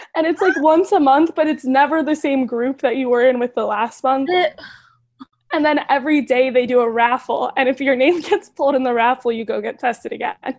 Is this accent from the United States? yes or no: yes; Cleveland, Ohio, United States; I'm from Cleveland